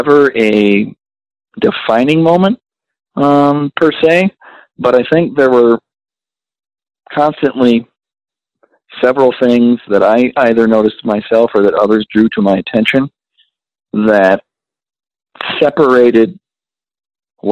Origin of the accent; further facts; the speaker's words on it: Midwest, United States; being born and raised in the Midwest and being in a very rural area